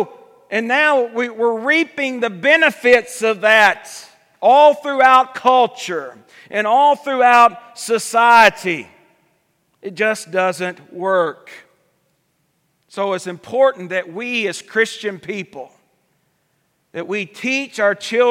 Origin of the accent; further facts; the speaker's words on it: United States; we as American people